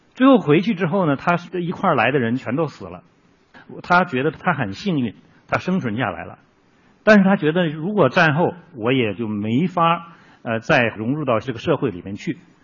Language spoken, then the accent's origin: Chinese; Northeast China, China; accent: Northeastern; moved away; also born or lived in Jilin; 我们东北话呢，就是对缝儿嘛